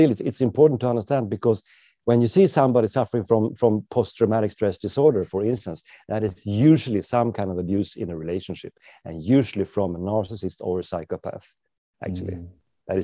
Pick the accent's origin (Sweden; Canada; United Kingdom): Sweden; driving on the wrong side of the road, obviously, because I'm from Sweden.